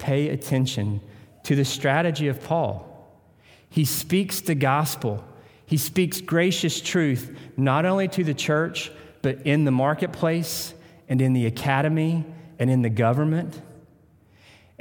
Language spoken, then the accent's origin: English; Tennessee, United States; moved away; I'm from Tennessee